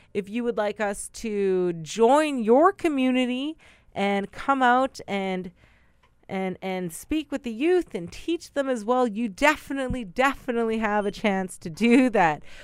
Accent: Brokenhead Ojibway Nation, Manitoba, Canada; I am Anishinaabe from Broken Head Ojibwe Nation

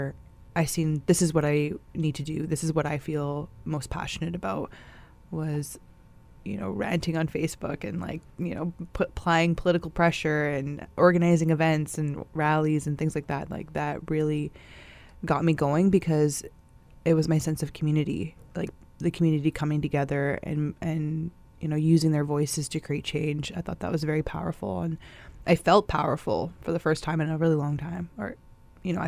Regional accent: Saugeen First Nation, Ontario, Canada; now in Winnipeg, Canada; I'm originally from Saugeen First Nation, but I reside here in Winnipeg

